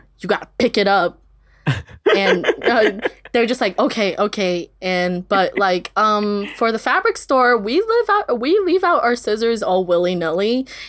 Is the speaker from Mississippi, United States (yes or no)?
no; California, United States; And I'm like, nope, I've lived in the Valley since I was 3 years old.